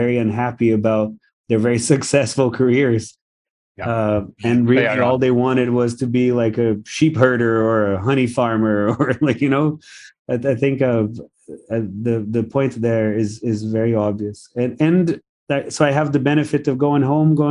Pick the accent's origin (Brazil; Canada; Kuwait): Brazil; now in Singapore; my upbringing, the fact that I'm from Brazil